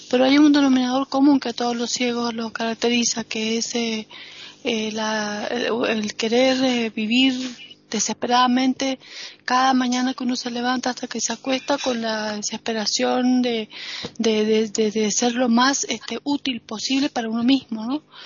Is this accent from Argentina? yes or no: yes; Argentina; now in Spain; como argentina, como latinoamericana, como extranjera